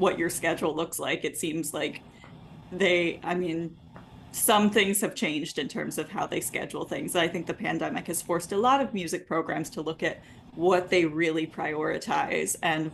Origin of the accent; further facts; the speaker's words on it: Texas, United States; I grew up in Texas